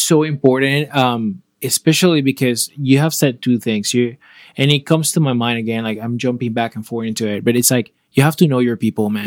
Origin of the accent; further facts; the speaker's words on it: Panama; moved away; I am from Panama